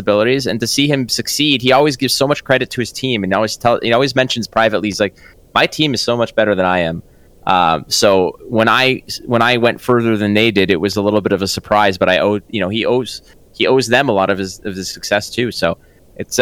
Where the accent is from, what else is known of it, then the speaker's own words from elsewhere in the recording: Montreal, Quebec, Canada; moved away as an adult; now in Toronto, Canada; we're both from Montreal